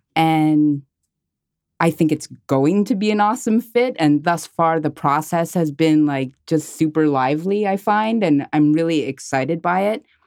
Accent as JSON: {"language": "English", "town": "Montreal", "region": "Quebec", "country": "Canada", "tie": "born or raised there", "said": "I am a Montreal-based artist, and I was born and raised in Montreal"}